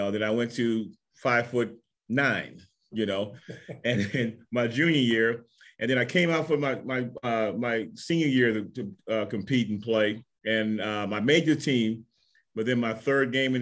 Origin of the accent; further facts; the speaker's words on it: Baton Rouge, Louisiana, United States; moved away as an adult; also born or lived in Garden City, Kansas; I'm from Baton Rouge.